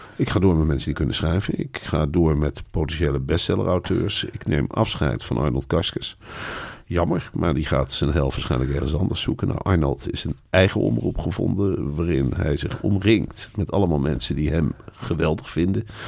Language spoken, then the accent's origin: Dutch; Netherlands; zijn wij Nederlanders